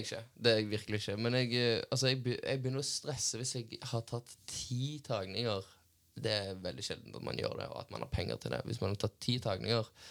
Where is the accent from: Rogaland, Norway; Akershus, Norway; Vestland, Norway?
Rogaland, Norway; Stavanger; accent: Stavanger dialect; also born or lived in Bergen; jeg snakka Stavanger-dialekt